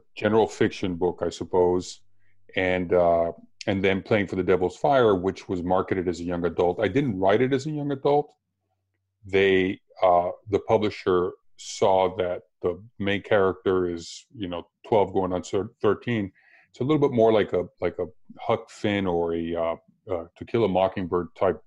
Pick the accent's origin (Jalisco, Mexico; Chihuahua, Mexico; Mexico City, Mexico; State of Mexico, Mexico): Mexico City, Mexico; moved away; also born or lived in Dominican Republic; I grew up in Mexico City and I was born in the Dominican Republic